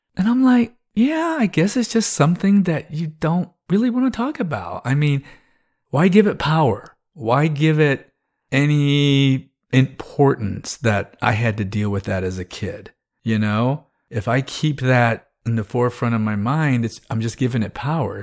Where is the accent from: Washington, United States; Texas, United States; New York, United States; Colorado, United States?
Texas, United States; growing up in the South